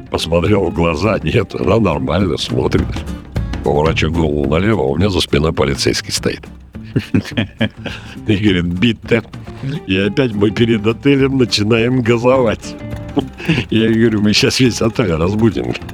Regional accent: Siberia, Russia; я вот говорю всегда вот этим европейским полицейским, что я с Сибири. Когда он говорит, так там же холодно

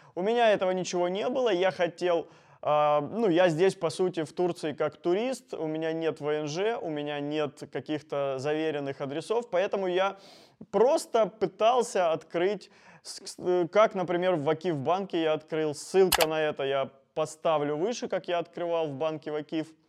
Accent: Rostov-on-Don, Rostov Oblast, Russia; я из Ростова-на-Дону

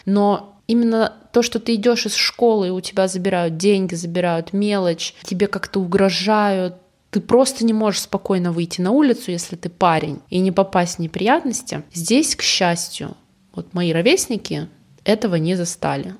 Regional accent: Yoshkar-Ola, Mari El, Russia; now in Yekaterinburg, Russia; я когда уехала из Ишкаралы в 2007 в ЕКБ

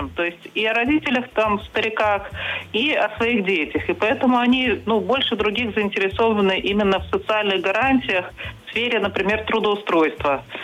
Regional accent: Belarus; вот за последние мы белорусы.

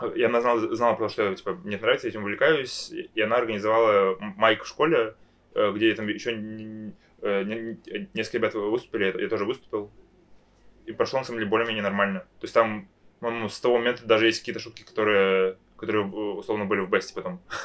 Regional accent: Moscow, Russia; я, я рос в Москве, типа, в сильно либеральном обществе

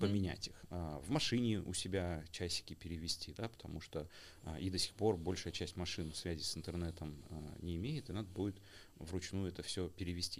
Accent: Almaty, Kazakhstan; я как алматинец

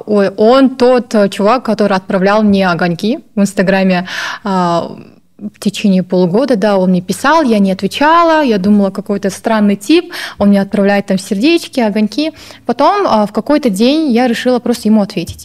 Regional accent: Baikonur, Kazakhstan; now in Almaty, Kazakhstan; я из Казахстана, город Байконур, сейчас проживаю в городе Алматы

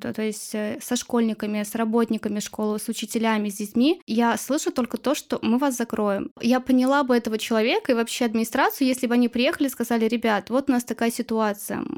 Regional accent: Chuvashia, Russia; я одна из Чуваши

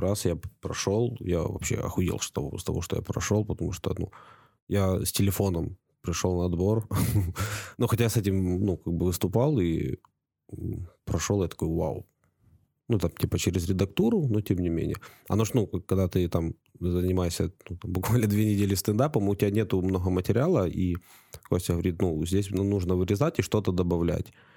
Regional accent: Ukraine; now in Estonia; я из Украины

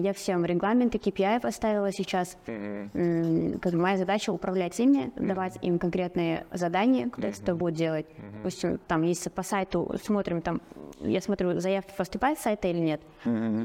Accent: Aktau, Mangystau Region, Kazakhstan; now in Astana, Kazakhstan; я сама родом из Актау, сейчас я живу в Астане

